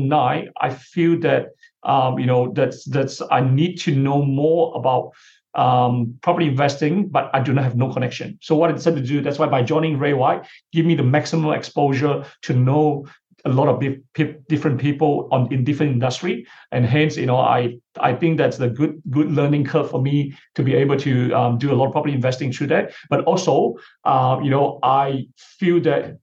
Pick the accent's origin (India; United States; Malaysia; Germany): Malaysia; moved away as an adult; now in Melbourne, Australia; my family background, which they are property investors back in my hometown in Malaysia